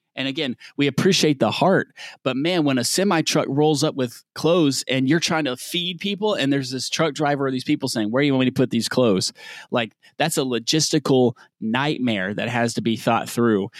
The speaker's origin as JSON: {"language": "English", "region": "the South", "country": "United States", "said": "As a Southerner"}